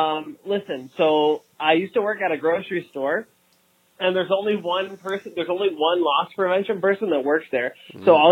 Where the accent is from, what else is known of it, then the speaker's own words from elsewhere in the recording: Toronto, Ontario, Canada; I'm from Toronto.